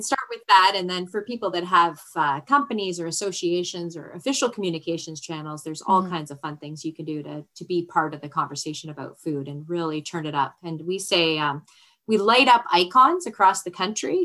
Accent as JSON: {"language": "English", "country": "Canada", "said": "We're Canadian."}